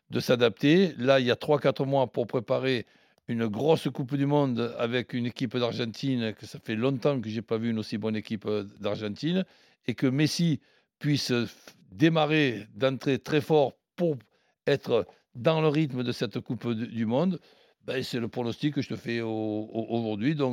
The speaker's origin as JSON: {"language": "French", "town": "Marseille", "region": "Provence-Alpes-Côte d'Azur", "country": "France", "said": "Donc je suis Marseillais, on sait pour qui je suis."}